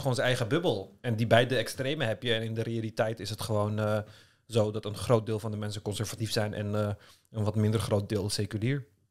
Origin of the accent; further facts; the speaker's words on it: Netherlands; also born or lived in Istanbul, Turkey; ik kwam dan uit Nederland.